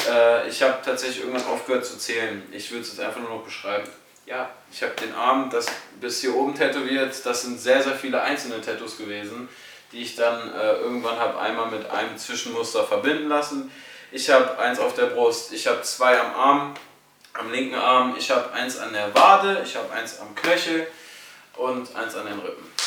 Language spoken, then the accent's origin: German; Salzgitter, Lower Saxony, Germany; bin noch in einem Fußballverein angemeldet, in meiner Heimatstadt in Salzgitter.